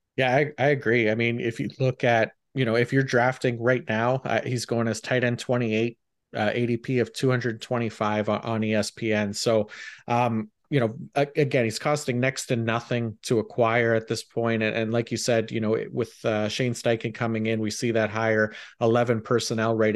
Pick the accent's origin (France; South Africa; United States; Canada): Canada; being Canadian